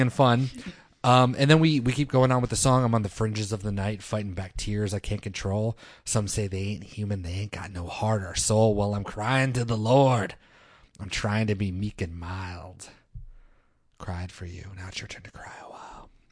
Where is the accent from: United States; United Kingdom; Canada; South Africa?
United States; Northern Virginia; I'm from Northern Virginia